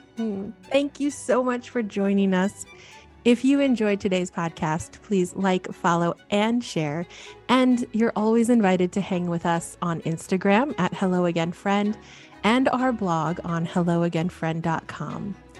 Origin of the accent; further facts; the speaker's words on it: Midwest, United States; moved away as an adult; now in Portland, United States; I really saw myself as a Midwesterner and thought I would be there forever